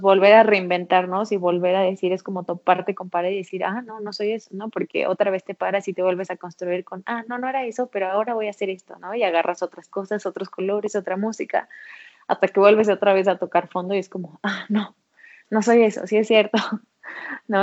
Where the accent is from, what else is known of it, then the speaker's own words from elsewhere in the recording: Mexico; nosotras como mexicanas